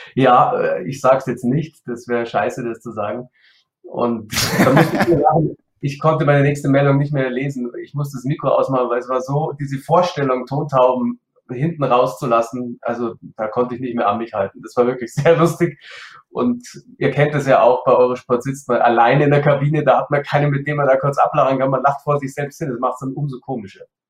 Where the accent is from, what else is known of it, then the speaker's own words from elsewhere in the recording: Munich, Bavaria, Germany; Ich kam in die Münchner Auswahl dann auch mit zehn oder neun Jahren